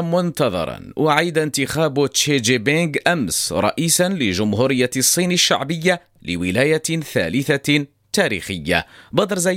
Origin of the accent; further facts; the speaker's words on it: Morocco; استعداد ولابد احنا مغاربه مأصلين مغاربه دائما كنوجدوا لشهر رمضان المبارك